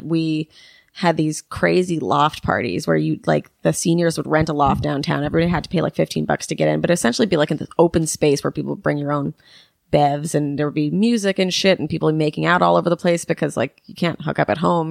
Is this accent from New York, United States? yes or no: yes; New York City, New York, United States; I grew up here